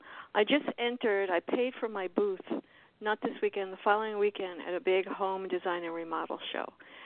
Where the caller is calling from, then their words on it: South Miami, Florida, United States; I'm in South Miami.